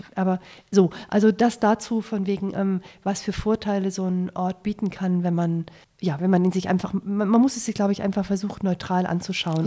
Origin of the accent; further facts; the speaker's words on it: Germany; als Deutsche